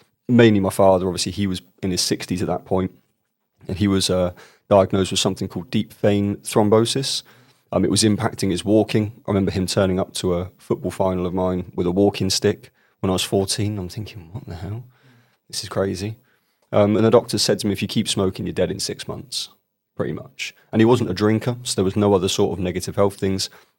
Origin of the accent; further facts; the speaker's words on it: Bournemouth, South West England, United Kingdom; where I was born and raised in Bournemouth, in a place called Boscombe.